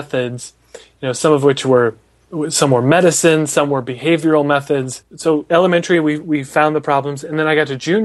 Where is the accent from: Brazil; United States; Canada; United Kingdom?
United States; Des Moines, Iowa; I'm from Des Moines